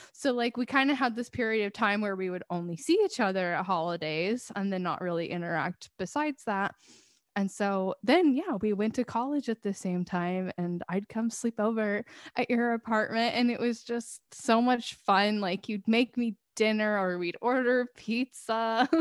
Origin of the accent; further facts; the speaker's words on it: Washington, United States; we're from here